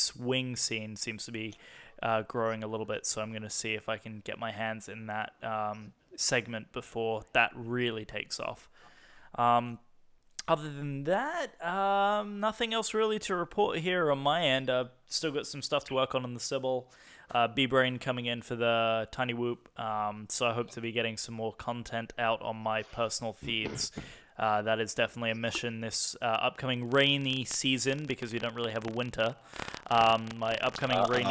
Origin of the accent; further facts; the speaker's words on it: United Kingdom; I'm a Brit